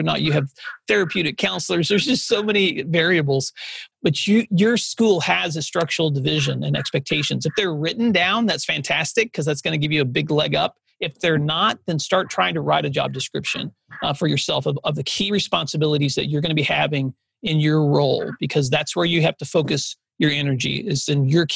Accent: West Tennessee, United States; I grew up out in West Tennessee

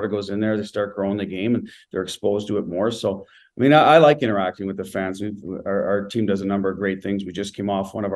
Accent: Ottawa, Ontario, Canada; moved away as an adult; also born or lived in New England; now in Las Vegas, United States; I'm a kid from Ottawa.

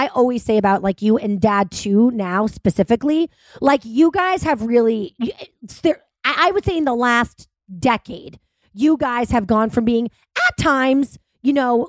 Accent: Cohasset, Massachusetts, United States; Chris and I grew up in Cohasset together

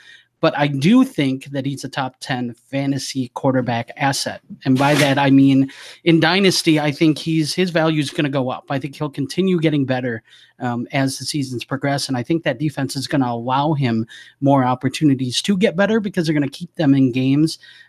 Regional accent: Chicago, Illinois, United States; moved away; I am from Chicago. I don't live there, but I went to college just there.

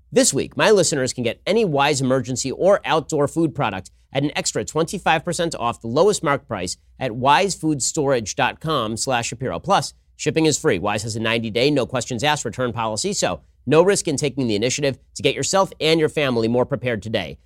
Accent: Los Angeles, California, United States; I grew up in Hollywood

